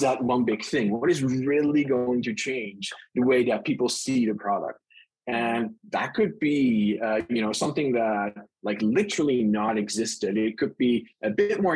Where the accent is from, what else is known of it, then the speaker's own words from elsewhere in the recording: Netherlands; accent: Dutch; moved away as an adult; now in California, United States; So my accent is Dutch. I was born and raised in the Netherlands and moved to the US to the great state of California in, I think it was 2015.